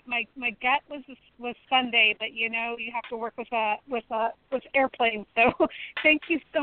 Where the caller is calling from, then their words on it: Colorado, United States; I'm calling from Colorado